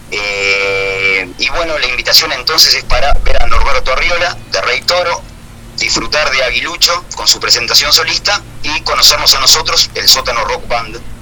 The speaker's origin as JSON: {"language": "Spanish", "town": "Minas", "region": "Lavalleja", "country": "Uruguay", "said": "somos de Minas"}